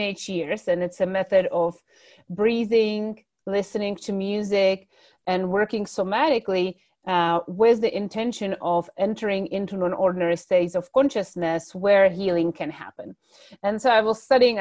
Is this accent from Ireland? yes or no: no; Czechia; moved away; I come originally from the Czech Republic